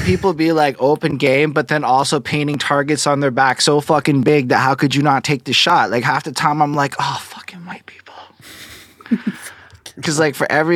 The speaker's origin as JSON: {"language": "English", "town": "Montreal", "region": "Quebec", "country": "Canada", "accent": "Montreal accent", "said": "I'm from Montreal, Quebec. This is a Montreal accent, I suppose."}